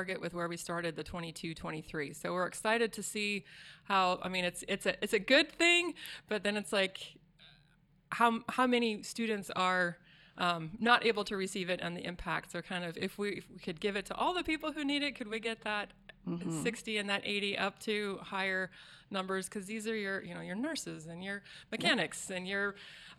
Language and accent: English; Springfield, Oregon, United States; also born or lived in Warrenton, Oregon; I grew up in the Eugene Springfield area, out in the country of the Mohawk Valley